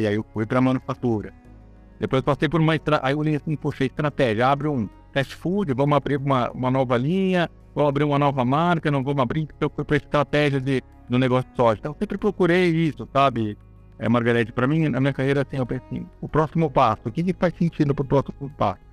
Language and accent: Portuguese; São Paulo, Brazil; eu sou uma pessoa de São Paulo, capital. Eu moro em São Paulo, nasci em São Paulo